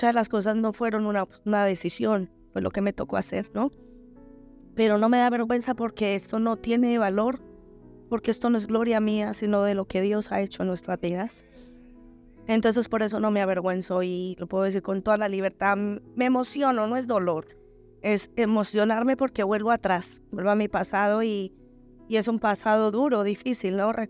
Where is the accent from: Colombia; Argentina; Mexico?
Colombia; moved away as an adult; now in Spain